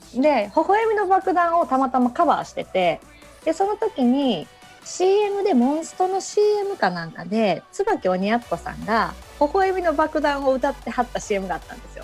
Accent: Suita, Osaka, Japan; also born or lived in Wakayama; 生まれたのは和歌山あの母親の実家の和歌山なんですけど、うん、もうずっと吹田市ですもう離れたらじんましんでるぐらい吹田市大好きです

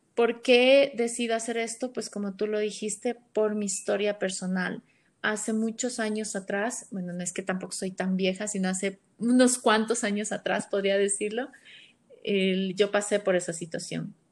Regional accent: Ecuador; soy de Ecuador

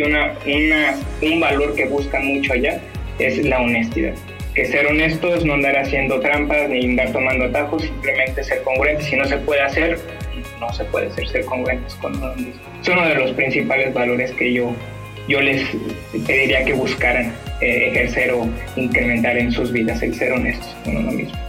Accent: Mexico; Aquí como mexicanos desgraciadamente tenemos la, cultura de dar una fecha

